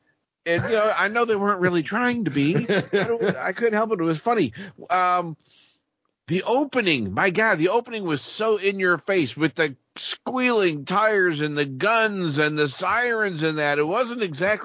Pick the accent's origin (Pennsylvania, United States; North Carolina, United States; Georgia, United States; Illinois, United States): Illinois, United States; Peoria; because I'm from Peoria.